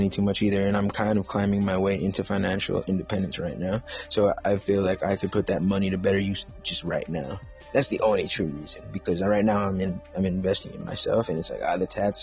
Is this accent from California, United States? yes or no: yes; Los Angeles, California, United States; I am from the San Gabriel Valley area.